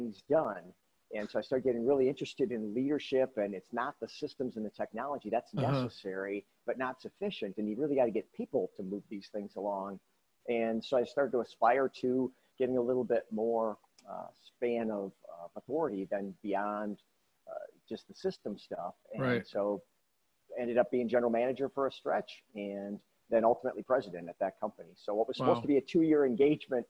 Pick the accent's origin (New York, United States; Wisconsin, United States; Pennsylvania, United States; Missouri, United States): Wisconsin, United States; Milwaukee; I grew up in Milwaukee